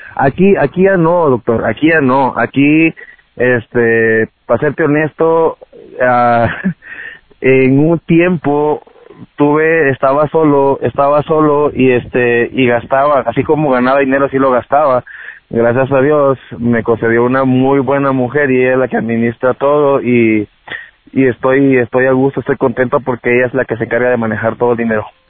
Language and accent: Spanish; Guatemala; now in United States; cuando yo vivía en mi país, ah, soy originario de Guatemala